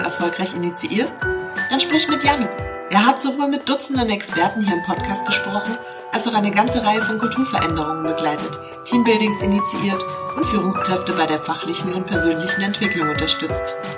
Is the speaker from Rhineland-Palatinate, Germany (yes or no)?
yes; Rhineland-Palatinate, Germany; also born or lived in Turkey (ancestry); now in Schwäbisch Hall, Germany; ich bin Pfälzer mit türkischer Abstammung